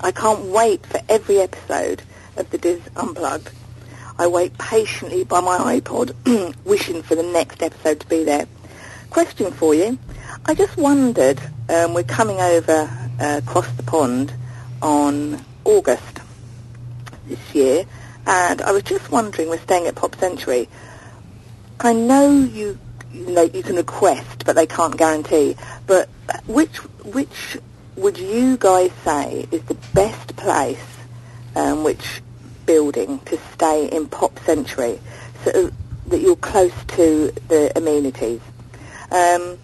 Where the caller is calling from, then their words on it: Bedfordshire, East of England, United Kingdom; I'm calling you from Bedfordshire in the United Kingdom